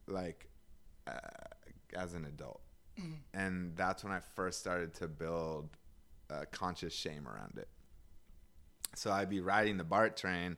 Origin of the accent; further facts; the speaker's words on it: Seattle, Washington, United States; moved away as an adult; also born or lived in Berkeley / Oakland; I grew up in Seattle